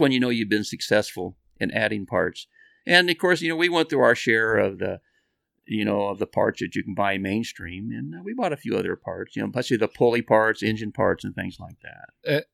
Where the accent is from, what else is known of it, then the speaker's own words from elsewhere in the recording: Bakersfield, California, United States; we're from Bakersfield